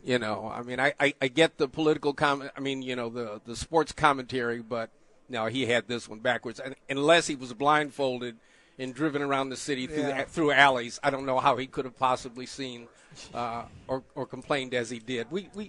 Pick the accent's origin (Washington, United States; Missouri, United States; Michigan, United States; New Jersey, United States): Missouri, United States; But I'm from Missouri. You know, show me how you're going to pay for it.